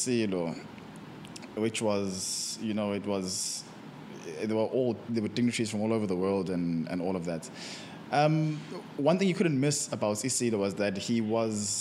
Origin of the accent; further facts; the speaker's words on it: Empangeni, KwaZulu-Natal, South Africa; also born or lived in Durban; I'm from Empangeni, North Coast side. I've been staying there pretty much most of my life. Only high school and varsity I spend here in Durban.